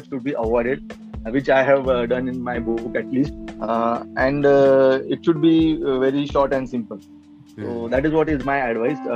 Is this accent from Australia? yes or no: no; India; first language Marathi; English is a second language; in india the first language of we indians is not english okay mm. So, like uh, my mother tongue is Marathi. I speak Hindi also.